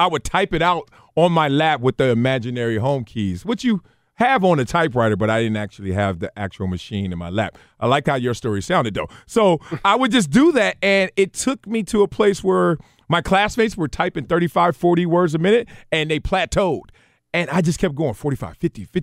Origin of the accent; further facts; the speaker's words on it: Compton, California, United States; Big old guy like me growing up in Compton, South Central